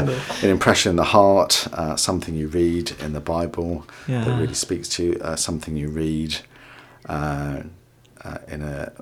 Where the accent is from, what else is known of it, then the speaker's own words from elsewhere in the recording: Surrey, South East England, United Kingdom; moved away as an adult; also born or lived in London; now in Watford, United Kingdom; I was born in London. My dad is Indian and my mum is Greek. And I was brought up in Surrey and now live in Watford, St Albans area.